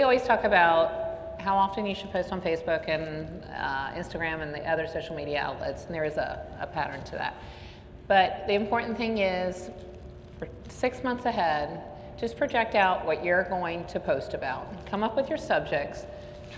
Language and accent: English; the South, United States; moved away; I'm from the South, and nobody can ever understand me when I say that word